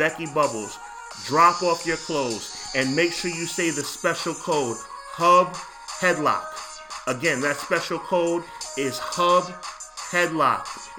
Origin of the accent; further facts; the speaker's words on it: New York City, New York, United States; New York City, my hometown.